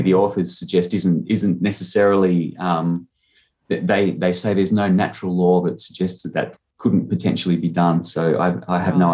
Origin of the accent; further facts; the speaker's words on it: Harden, New South Wales, Australia; also born or lived in Murrumbidgee Irrigation Area, New South Wales; now in South Australia, Australia; I grew up on a sheep farm uh, near Harden, which is a small town in southern New South Wales